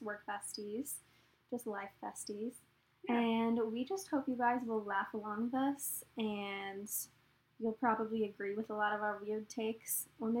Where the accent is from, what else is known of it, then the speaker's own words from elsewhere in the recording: Dallas, Texas, United States; moved away as an adult; also born or lived in Charleston, South Carolina; I am from Texas. I'm from the Dallas area, born and raised.